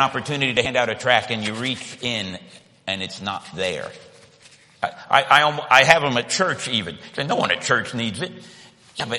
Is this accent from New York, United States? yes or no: no; Miami, Florida, United States; moved away as an adult; now in Australia; I was born in Miami, Florida, about as far south as you can go